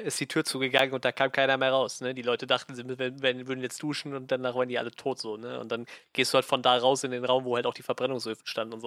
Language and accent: German; Germany; als, äh, als Deutscher